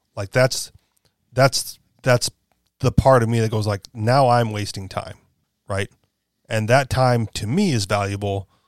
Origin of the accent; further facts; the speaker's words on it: Hawaii, United States; I grew up in Hawaii, where we all have cars